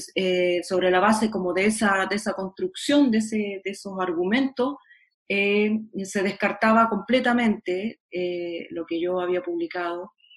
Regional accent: Chile; como soy chilena

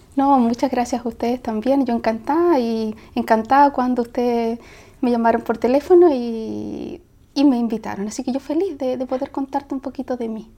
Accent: Punta Arenas, Magallanes and Chilean Antarctica, Chile; moved away; also born or lived in Valparaíso / Mexico; yo soy de, me crié en Magallanes, no nací, sí, no nací en Punta Arena, nací en Valparaíso, pero desde muy niña me fui a, Punta Arena

